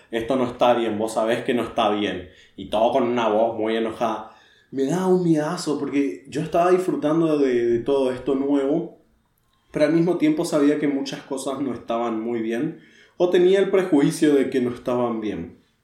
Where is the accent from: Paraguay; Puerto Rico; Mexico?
Paraguay; yo soy de Paraguay